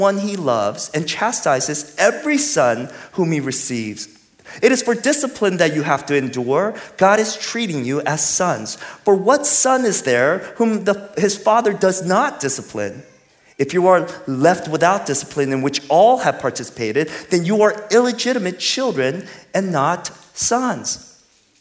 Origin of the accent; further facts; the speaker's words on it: California, United States; now in Texas, United States; I'm from California. I'm in Texas.